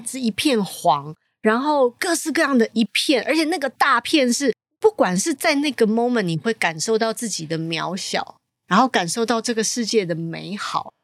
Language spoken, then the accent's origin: Chinese; Taiwan; 我也是台湾人